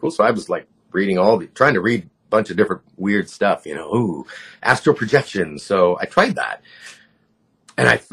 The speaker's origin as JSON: {"language": "English", "region": "Southern California", "country": "United States", "tie": "born or raised there", "also_born_or_lived": "Lompoc, California", "said": "I grew up in Southern California. I was born in Lompoc, which is right next to Vandenberg Air Force Base."}